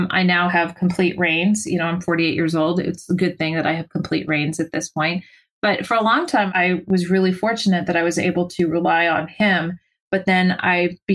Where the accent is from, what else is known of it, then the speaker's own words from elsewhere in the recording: San Francisco Bay Area, California, United States; We're both, you know, born and raised in the San Francisco Bay Area. So we are totally liberal Californians